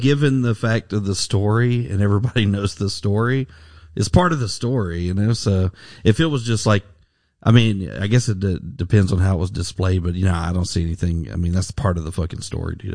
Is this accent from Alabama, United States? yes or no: yes; Alabama, United States; when I was growing up in Alabama